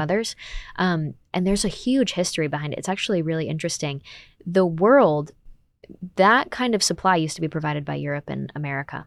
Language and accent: English; United States; I'm an American